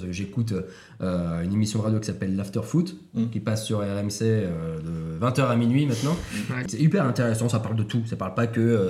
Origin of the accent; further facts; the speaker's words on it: Lille, Hauts-de-France, France; je suis Lillois, je suis pas euh, Barcelonais